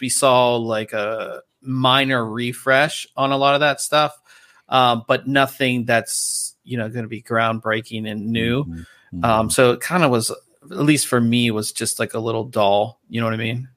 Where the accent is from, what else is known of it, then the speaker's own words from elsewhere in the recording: Pittsburgh, Pennsylvania, United States; now in Southern California, United States; back home in Pittsburgh